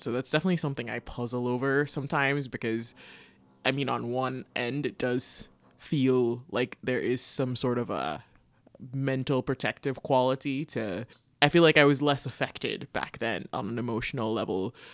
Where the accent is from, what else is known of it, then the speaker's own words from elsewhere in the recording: Jamaica; moved away as an adult; also born or lived in Canada; now in United States; growing up in Jamaica